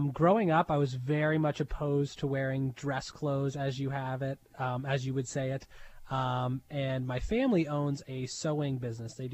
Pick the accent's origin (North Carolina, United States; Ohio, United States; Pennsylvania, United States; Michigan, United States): Pennsylvania, United States; Pittsburgh; now in Erie, United States; from Pittsburgh, Pennsylvania.